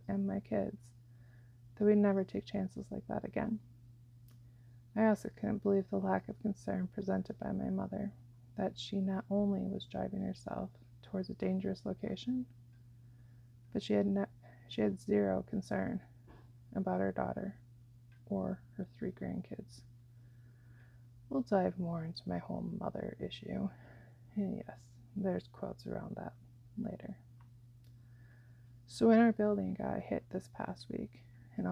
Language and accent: English; Iowa and Wisconsin, United States; moved away; I grew up in Iowa and Wisconsin